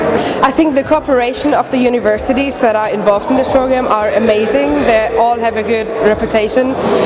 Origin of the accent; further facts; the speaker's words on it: Germany; moved away as an adult; now in France; I'm from Germany